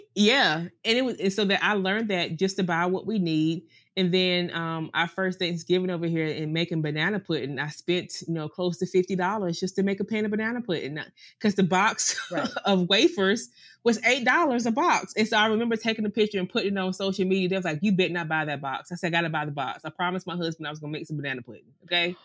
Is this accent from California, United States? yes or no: no; the South, North Carolina, United States; moved away as an adult; also born or lived in Greenville, North Carolina / Charlotte, North Carolina; now in St. Maarten; we're from the South